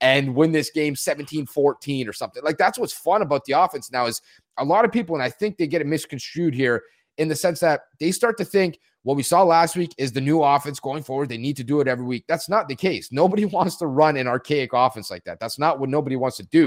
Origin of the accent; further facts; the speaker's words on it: Canada; I'm from Canada